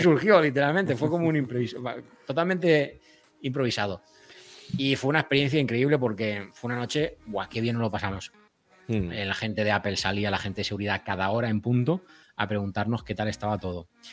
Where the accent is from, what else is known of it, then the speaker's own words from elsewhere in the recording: Elche, Valencian Community, Spain; soy de Elche, no soy de, Murcia